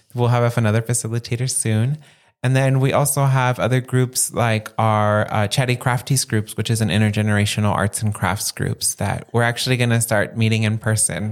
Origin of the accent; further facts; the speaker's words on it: San Gabriel Valley, Los Angeles County, California, United States; moved away as an adult; also born or lived in Santa Barbara; I grew up living in the San Gabriel Valley area of Los Angeles County.